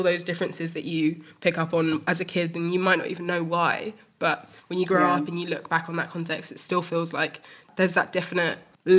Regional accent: United Kingdom; also born or lived in Malawi; I came to Britain from Malawi when I was 2 months old

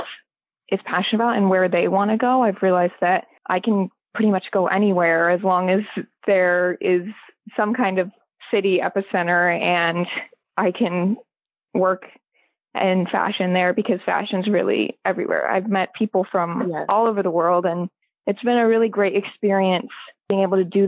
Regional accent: Atlanta, Georgia, United States; I grew up actually in Atlanta.

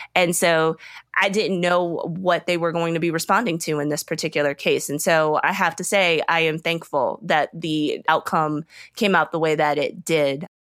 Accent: Richmond, Virginia, United States; now in Atlanta, United States; I grew up in Virginia, the Upper South. Uh, I grew up right outside of Richmond, Virginia.

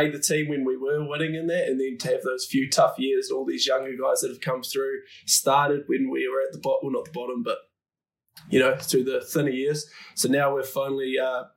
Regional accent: New Zealand; moved away; I was growing up in the New Zealand culture

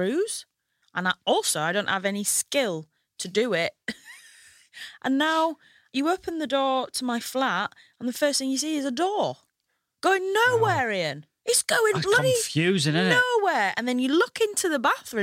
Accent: Hull, Yorkshire and the Humber, United Kingdom; accent: Hull; moved away as an adult; now in London, United Kingdom; you might be able to tell from my accent, I come from Hull.

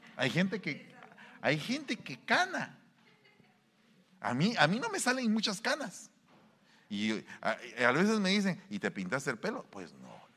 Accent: Guatemala; now in United States; en mi pueblo

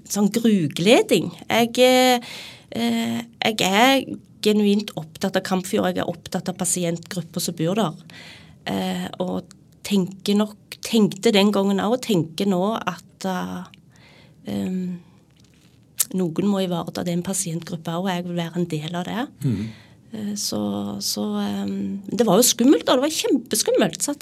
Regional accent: Rogaland, Norway; now in Sandefjord, Norway; Når jeg flytta til Sandefjord så, fra Jæren

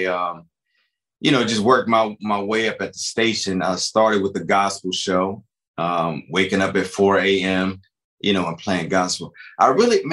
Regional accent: Cleveland, Ohio, United States; moved away; also born or lived in North Carolina; growing up in Cleveland and trying to be in music, man, was very difficult

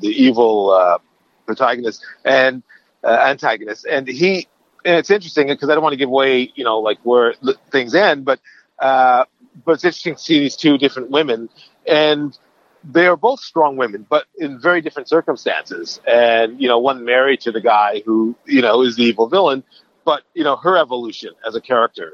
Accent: Canada; moved away as an adult; now in United States; I grew up in Canada and went to university there. And then I went to the States.

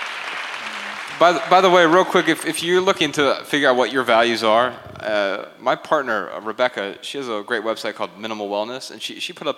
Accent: Dayton, Ohio, United States; I'm from Dayton, Ohio, and we have Tim Hortons there

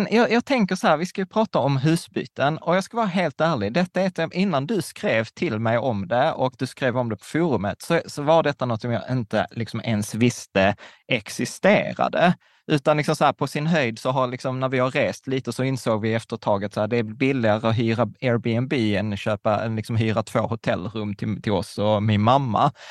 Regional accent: Sweden; born there; vi båda kommer från Öst, eller vi är födda i Sverige, men våra föräldrar är från Östeuropa.

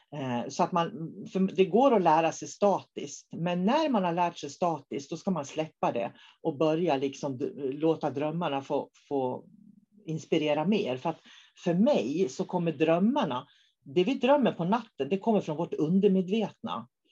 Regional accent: Norrbotten County, Sweden; jag kommer från Norrbotten

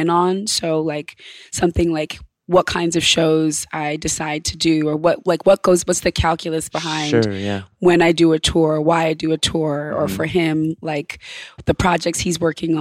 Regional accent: Ithaca, New York, United States; I grew up in a town called Ithaca, New York, in upstate

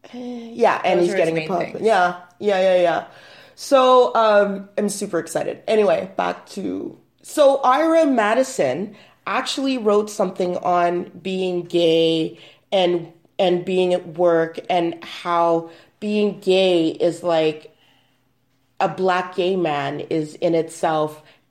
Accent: Canada; I always want to say … because I'm Canadian.

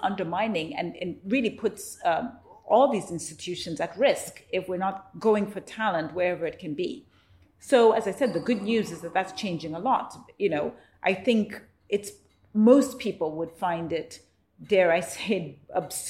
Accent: Zambia; moved away; I was born in Zambia post-colonial period.

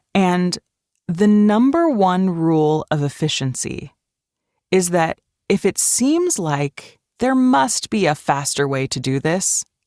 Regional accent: Switzerland; moved away; I grew up in Switzerland

